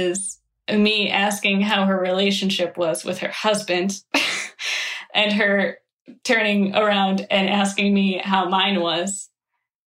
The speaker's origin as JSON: {"language": "English", "region": "Midwest", "country": "United States", "said": "in the Midwest, this is how we argue"}